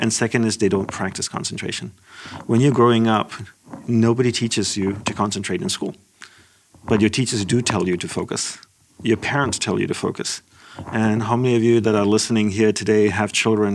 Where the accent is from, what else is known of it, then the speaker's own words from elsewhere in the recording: Australia; moved away as an adult; also born or lived in Malaysia / Hawaii / Los Angeles; I'm Sri Lankan of ancestry. I was born in Malaysia. My family moved to Australia